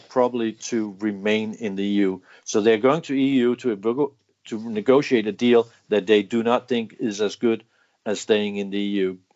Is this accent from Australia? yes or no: no; United Kingdom; We we we are British. We can do this.